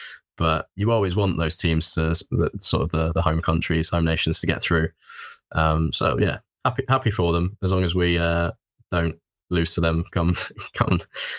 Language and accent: English; England, United Kingdom; as an Englishman